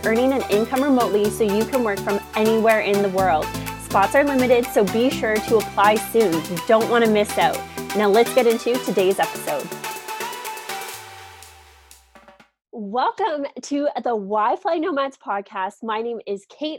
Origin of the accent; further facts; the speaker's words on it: Canada; moved away as an adult; also born or lived in Toronto; I'm originally from Canada